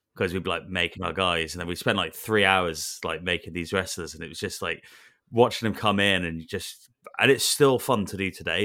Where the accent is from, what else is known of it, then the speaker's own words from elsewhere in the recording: Wales, United Kingdom; I grew up in Wales